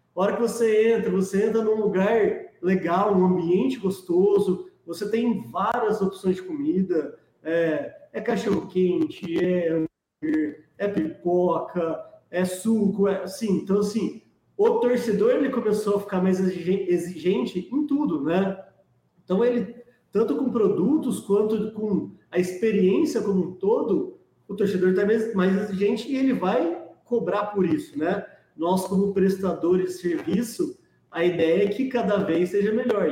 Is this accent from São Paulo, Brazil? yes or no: yes; Ribeirão Preto, São Paulo, Brazil; Eu sou de Ribeirão Preto